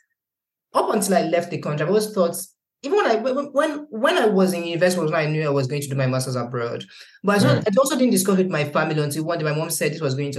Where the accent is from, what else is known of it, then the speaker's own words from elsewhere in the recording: Nigeria; also born or lived in Lagos; even as a Nigerian